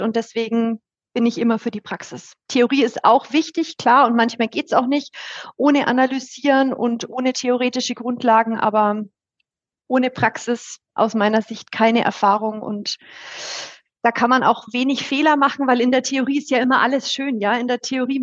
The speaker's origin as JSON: {"language": "German", "town": "Bayreuth", "region": "Bavaria", "country": "Germany", "tie": "born or raised there", "accent": "Franconian", "said": "ich bin auch in der Nähe von Bayreuth aufgewachsen"}